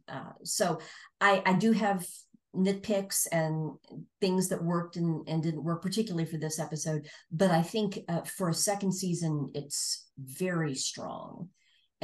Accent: Tulsa, Oklahoma, United States; my hometown, Tulsa, Oklahoma

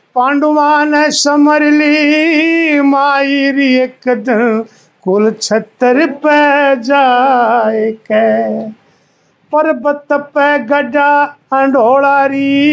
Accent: Khanda village near Igra, Haryana, India; मेरे गांव में एक निहाल धानक संघ ही होया करता खांडे

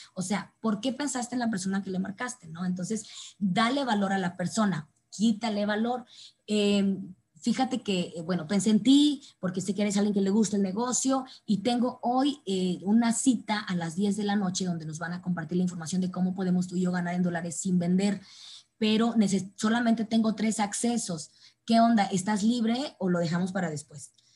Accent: Mexico; como buenos mexicanos, pues sí o sí lo hacemos extraordinariamente bien

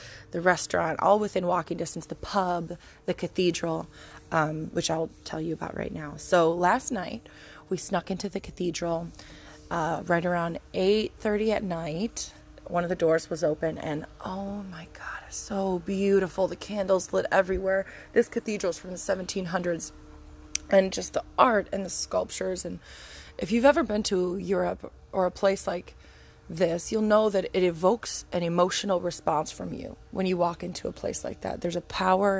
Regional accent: Angola, New York, United States; moved away; also born or lived in Texas; I'm an Italian-American woman, and I grew up in Angola, New York, growing our own tomatoes

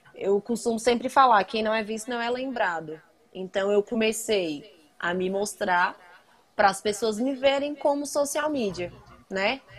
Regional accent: Brasília, Federal District, Brazil; now in Planaltina, Brazil; Eu sou de Brasília, moro em Planaltina.

